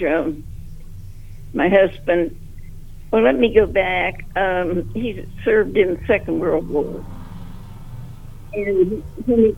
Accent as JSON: {"language": "English", "town": "Columbus", "region": "Ohio", "country": "United States", "tie": "born or raised there", "said": "I was born in Columbus"}